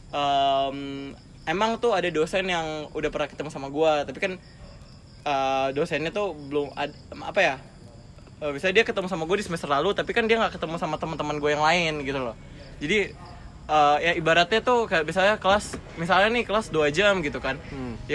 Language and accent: Indonesian; Kalimantan, Indonesia; gue gue tuh nggak bilang gue dari Kalimantan gue bilang gue dari Manado